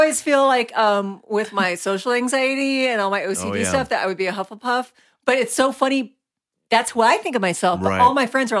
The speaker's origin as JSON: {"language": "English", "region": "Florida", "country": "United States", "moved": "yes", "said": "I'm from Florida"}